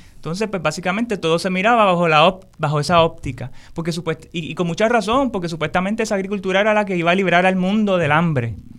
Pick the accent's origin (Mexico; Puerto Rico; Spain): Puerto Rico; como pueblo, como puertorriqueños, puertorriqueñas, como boricua